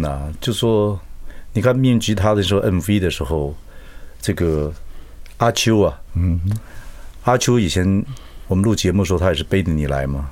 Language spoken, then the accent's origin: Chinese; Chiayi, Taiwan; moved away; 我们嘉义人